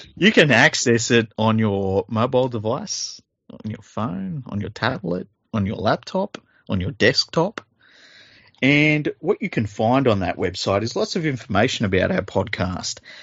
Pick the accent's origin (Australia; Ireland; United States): Australia; I'm Australian